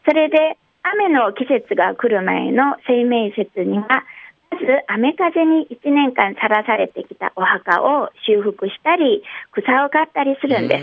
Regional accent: Yanbian, Jilin, China; now in Dalian, China; 遠辺出身なので

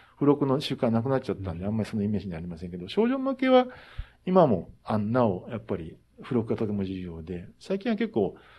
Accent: Kansai, Japan; moved away; 出身が関西なもんだから

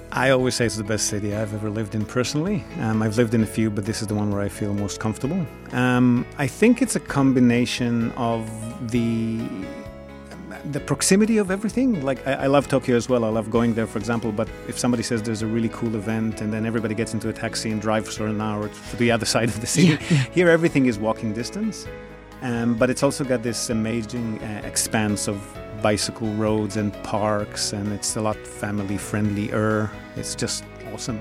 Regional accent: Israel; also born or lived in Australia; now in Fukuoka, Japan; I'm originally from Israel, via a decade or so in Australia.

